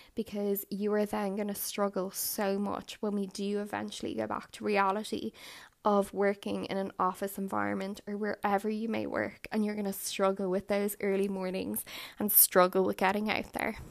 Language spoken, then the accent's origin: English; Ireland; I hail from Ireland.